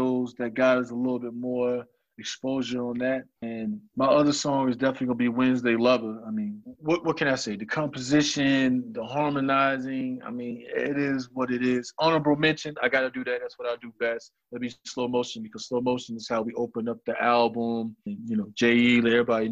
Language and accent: English; Atlanta, Georgia, United States; I'm from Atlanta